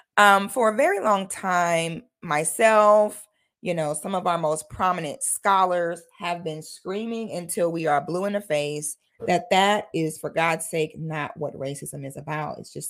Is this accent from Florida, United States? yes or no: yes; Florida, United States; I am a Florida girl, honey. I'm a Florida girl from head to my toe. I grew up barefoot on the St. John's River in the middle of the Ocala National Forest.